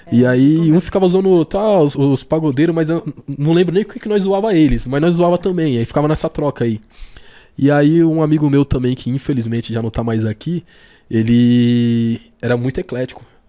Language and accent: Portuguese; São Paulo, Brazil; eu sou nascido aqui na, na Zona Sul de São Paulo mesmo